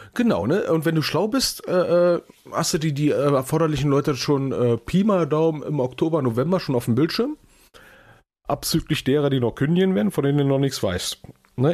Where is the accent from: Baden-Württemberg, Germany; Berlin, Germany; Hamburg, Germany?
Berlin, Germany; ich als gebürtiger Berliner